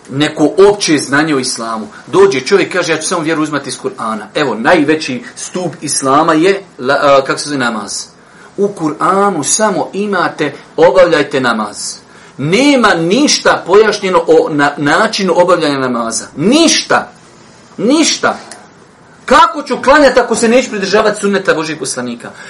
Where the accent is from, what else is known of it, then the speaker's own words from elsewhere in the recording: Bosnia & Herzegovina; kod nas u Bosni